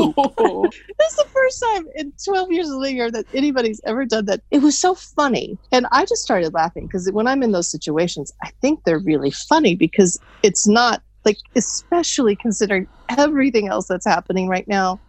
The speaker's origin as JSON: {"language": "English", "region": "Texas", "country": "United States", "said": "we're from Texas"}